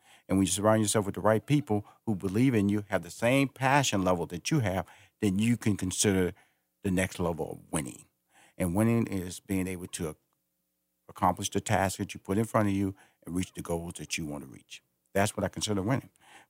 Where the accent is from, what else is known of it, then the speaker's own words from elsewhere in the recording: Houston, Texas, United States; Okay, that's where I was born and raised. I went to elementary school in Fifth Ward, Texas.